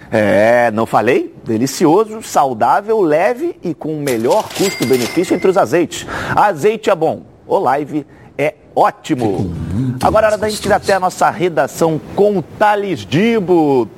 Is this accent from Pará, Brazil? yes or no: no; Resende, Rio de Janeiro, Brazil; eu sou de Resende